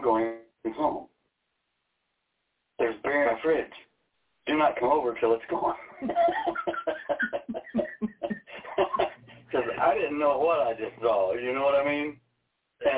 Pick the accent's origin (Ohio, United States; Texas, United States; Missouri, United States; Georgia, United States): Missouri, United States; moved away; I'm from Missouri.